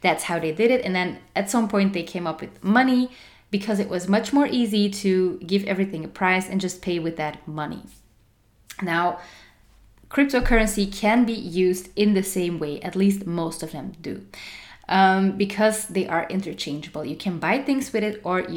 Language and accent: English; Antwerp, Flanders, Belgium; my hometown, Antwerp